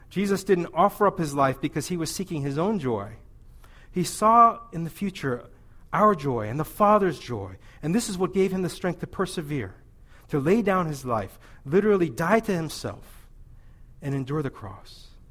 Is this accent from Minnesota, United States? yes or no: no; Missouri, United States; I'm from Missouri